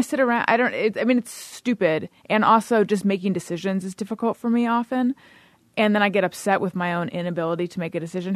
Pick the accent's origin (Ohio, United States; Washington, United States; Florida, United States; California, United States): California, United States; moved away as an adult; also born or lived in New York; I'm from California originally.